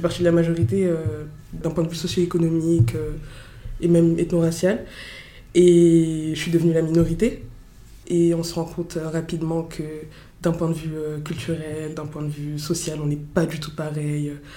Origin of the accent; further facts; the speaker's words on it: Montreuil, Île-de-France, France; also born or lived in Fontenay-sous-Bois; Je viens de Fontenay-sous-Bois dans le 94 et j'ai grandi à Montreuil dans le 93